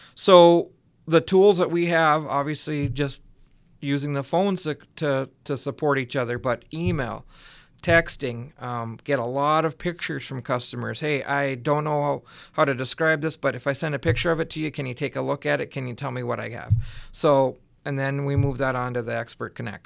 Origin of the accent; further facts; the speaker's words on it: West Central Minnesota, United States; I grew up in West Central Minnesota on a small dairy farm